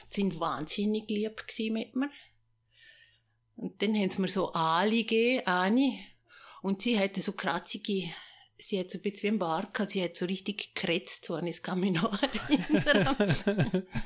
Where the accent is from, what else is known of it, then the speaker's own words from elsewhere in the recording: Grabs, St. Gallen, Switzerland; Ich bin zu Grabs geboren. per Kaiserschnitt. Okay. Ja. Und äh, Aufgewachsen bin ich in der Kirchstraße von dort, fünf Jahre lang, die ersten fünf Jahre.